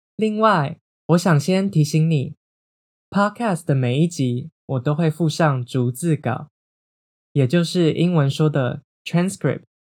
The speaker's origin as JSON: {"language": "Chinese", "country": "Taiwan", "tie": "born or raised there", "said": "我在台湾长大，我的身份认同是台湾人。或是像是我今年二十四岁"}